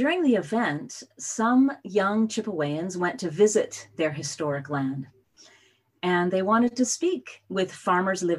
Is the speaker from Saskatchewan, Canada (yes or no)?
yes; Saskatoon, Saskatchewan, Canada; also born or lived in Ventura River watershed, California; now in Ventura, United States; where I grew up in Saskatchewan